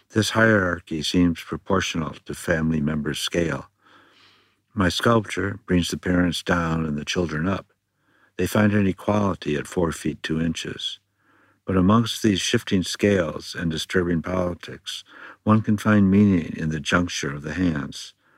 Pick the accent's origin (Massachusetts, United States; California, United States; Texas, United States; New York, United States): California, United States; my home state of California